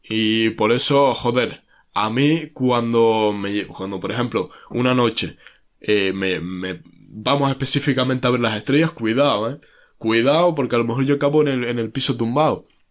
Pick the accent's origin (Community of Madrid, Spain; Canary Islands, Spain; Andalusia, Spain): Canary Islands, Spain